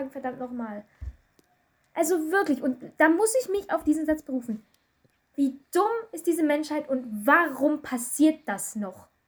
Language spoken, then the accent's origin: German; Germany; Ich komme aus Deutschland und du aus keine Ahnung wo.